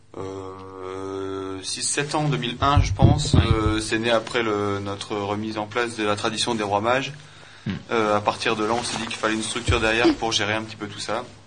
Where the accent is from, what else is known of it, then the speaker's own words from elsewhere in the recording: Saint-Jean-Cappel, Hauts-de-France, France; on est originaire de Saint-Jean